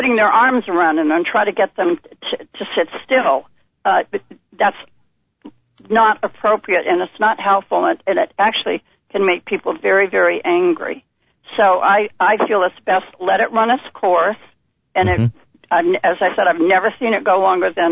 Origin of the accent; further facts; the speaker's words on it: Vermont, United States; moved away; I'm born and raised in Vermont.